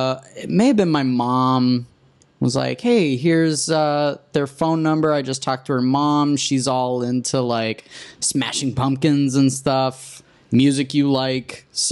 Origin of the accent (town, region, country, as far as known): Dallas, Texas, United States; born or raised there; also born or lived in New York City